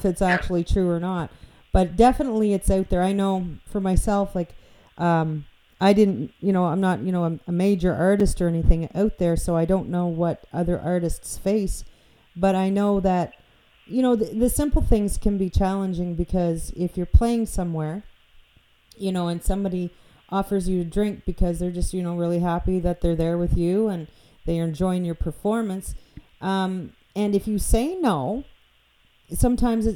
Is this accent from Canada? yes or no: yes; New Brunswick, Canada; also born or lived in Annapolis Valley, Nova Scotia; I grew up in New Brunswick